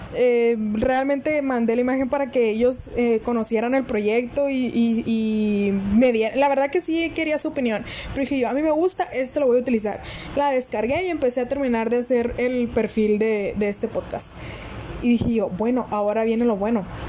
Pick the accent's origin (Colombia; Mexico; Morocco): Mexico; northern Mexico; soy del norte de México